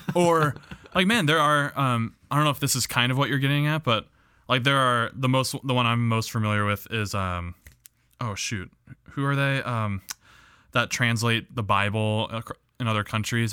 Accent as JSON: {"language": "English", "region": "Midwest", "country": "United States", "accent": "Midwest English"}